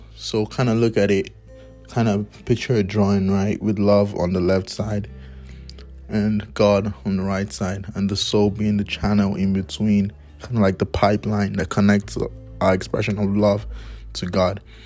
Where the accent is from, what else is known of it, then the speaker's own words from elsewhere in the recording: Nigeria; moved away; back in my home country, my blessed country, Nigeria